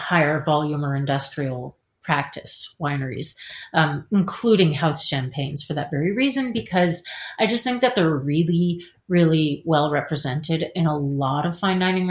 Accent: Canada; moved away as an adult; now in Paris, France; I'm Canadian.

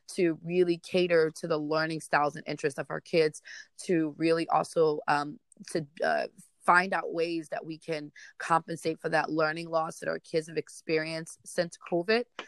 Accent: New York City, New York, United States; I am a Bronx native, so I'm born and raised in the Bronx.

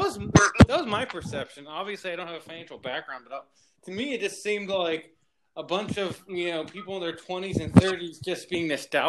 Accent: Huntington Beach, California, United States; when I grew up in California.

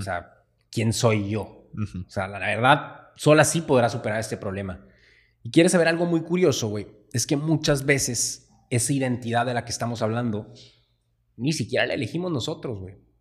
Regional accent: Sonora, Mexico; nosotros pues nacimos en México, estuvimos en Sonora

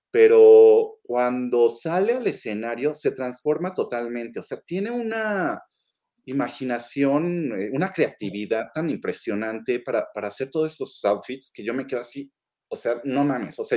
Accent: Mexico; siendo mexicano

